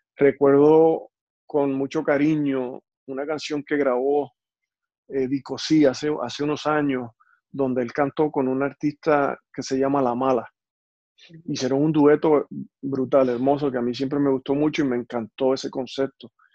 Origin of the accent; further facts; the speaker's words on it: Puerto Rico; now in United States; Yo soy puertorriqueño, soy latino